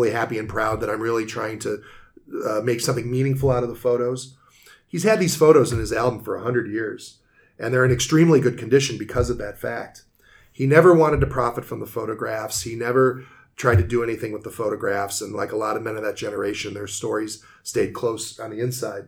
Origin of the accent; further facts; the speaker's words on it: United States; I'm American